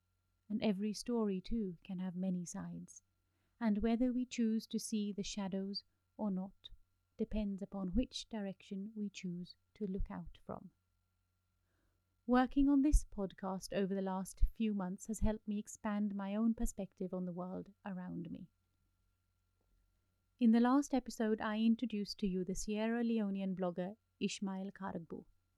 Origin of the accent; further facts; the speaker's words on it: Delhi, India; Growing up in Delhi, where the sun stayed high in the sky and set quickly, as if it were afraid of lingering shadows, I never had time to study my long shadows.